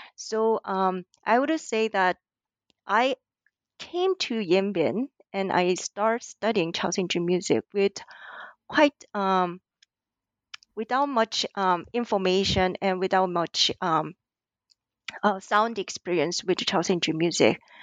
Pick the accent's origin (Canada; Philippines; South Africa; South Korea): South Korea; moved away as an adult; also born or lived in New York, United States / Hawaii, United States; now in Auckland, New Zealand; I was born and raised in South Korea until I moved to the U S, um, as an inter-, national student